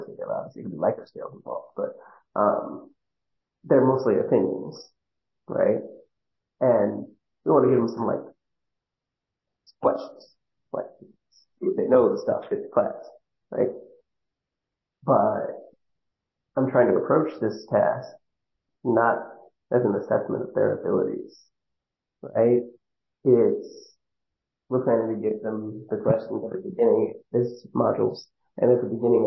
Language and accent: English; Northeast, United States; accent: Northeast; also born or lived in New York; I clearly sound like I'm from the Northeast